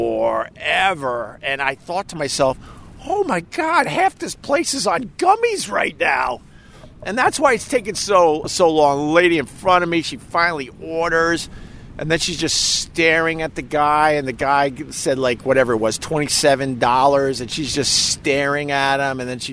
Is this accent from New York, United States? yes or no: yes; New York, United States; as a New Yorker